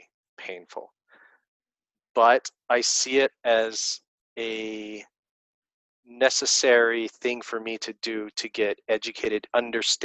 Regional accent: Stockton, California, United States; my hometown of Stockton, California

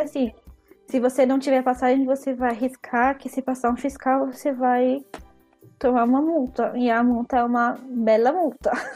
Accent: São Paulo, Brazil; moved away as an adult; also born or lived in Rome, Italy; now in Italy; porque eu sou de São Paulo, né? No Brasil, eu era de São Paulo

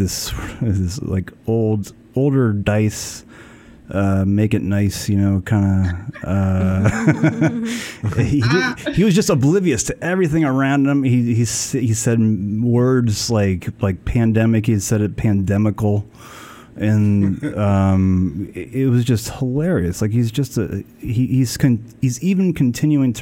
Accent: San Fernando Valley, California, United States; I'm from the Valley. I'm from the San Fernando Valley, and I grew up

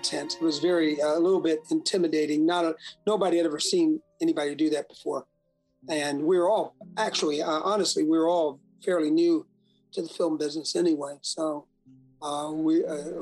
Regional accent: Chicago, Illinois, United States; moved away; also born or lived in Alabama / New Orleans; I grew up in Chicago

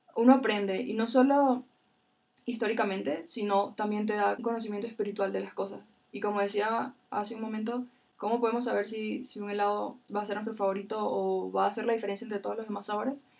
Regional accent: Venezuela; yo soy de Venezuela

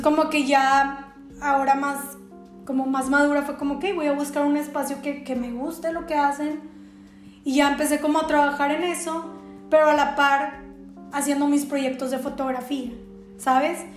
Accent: Mexico

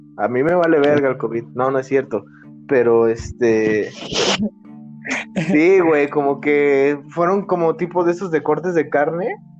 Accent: Acapulco, Guerrero, Mexico; accent: tono de Acapulco de la costa; Somos más el centro de Acapulco, güey, por donde vivimos.

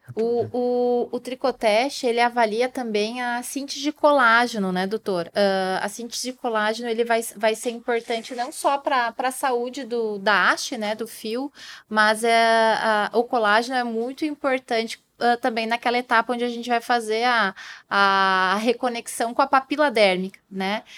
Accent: Brazil; nós, brasileiros

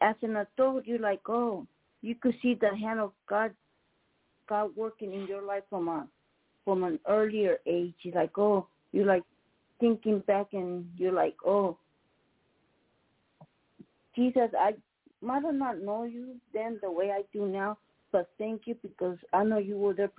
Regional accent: Mexico; moved away; I'm from Mexico, and for the 6 years, maybe 10 years of my life, you know, I guess we not knowing Jesus like we do now.

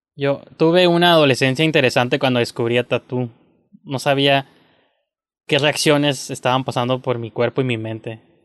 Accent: Mexico; como mexicano

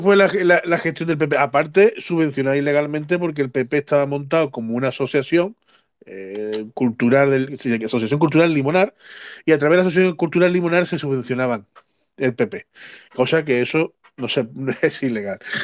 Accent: Cártama, Andalusia, Spain; now in Algeciras, Spain; mi pueblo de Cártama

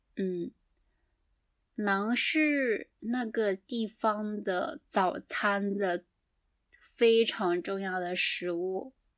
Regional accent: southeastern China, China; moved away as an adult; now in Japan; 我的家乡是在中国的东南

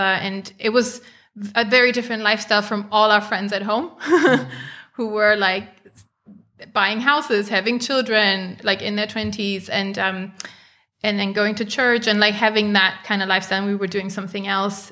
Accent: Germany; I grew up in Germany

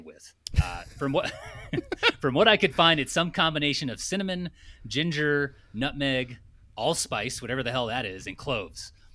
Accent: United States; I'm American

